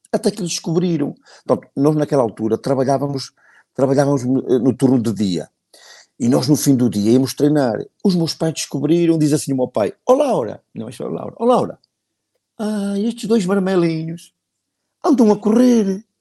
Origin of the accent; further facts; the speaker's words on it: Fermentões, Norte, Portugal; Sou de Fermentões.